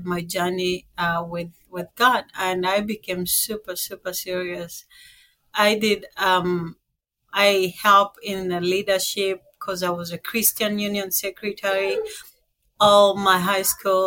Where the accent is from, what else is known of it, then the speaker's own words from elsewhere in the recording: Kenya; moved away; So I was born in Kenya. I was raised by a single mom, and I have two sisters back home